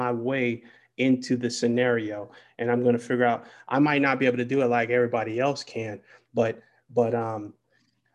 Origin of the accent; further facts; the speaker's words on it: Detroit, Michigan, United States; moved away; I'm from Detroit, and where I come from